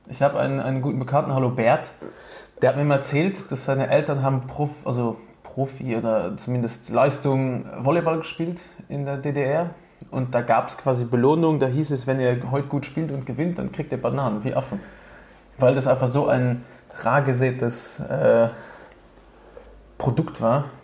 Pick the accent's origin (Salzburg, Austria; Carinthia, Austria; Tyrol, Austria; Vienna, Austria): Tyrol, Austria; Innsbruck; moved away; Also ich meine, vor zehn Jahren bin ich aus Innsbruck hergekommen.